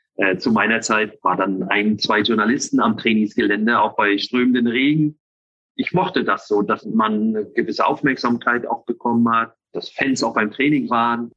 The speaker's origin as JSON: {"language": "German", "region": "Northern Germany", "country": "Germany", "said": "ich bin ja Norddeutscher"}